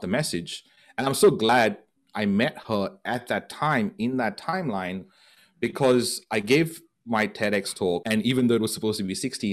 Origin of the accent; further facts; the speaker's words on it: Goa, India; moved away; my hometown in Goa in India